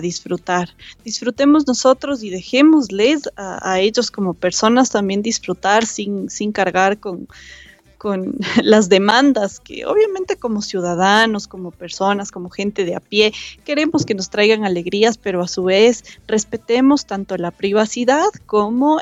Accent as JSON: {"language": "Spanish", "country": "Ecuador", "said": "como ecuatorianos"}